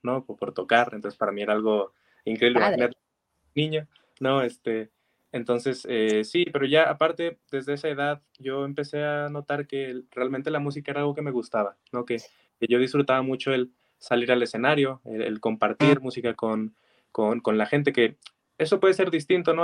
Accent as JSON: {"language": "Spanish", "region": "Zacatecas", "country": "Mexico", "tie": "born or raised there", "said": "yo vengo de aquí de Zacatecas, ¿no? Que para mí es una maravillosa ciudad, es, mi ciudad natal"}